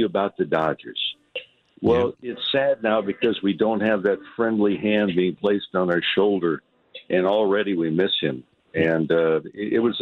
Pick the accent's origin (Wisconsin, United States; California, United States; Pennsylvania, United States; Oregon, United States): California, United States; Santa Monica; myself growing up in Santa Monica